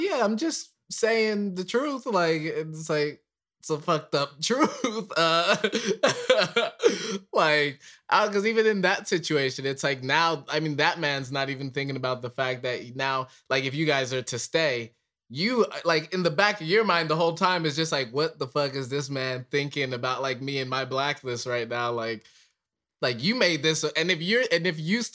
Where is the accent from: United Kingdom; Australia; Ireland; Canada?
Ireland; moved away; I grew up in Ireland for like 9 years